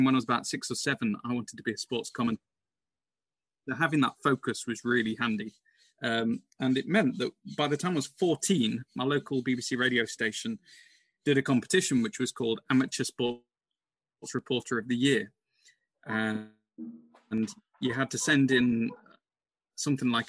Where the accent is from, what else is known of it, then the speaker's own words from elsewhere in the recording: Burton upon Trent, West Midlands, United Kingdom; moved away as an adult; also born or lived in Leeds / London; Burton Albion, my hometown club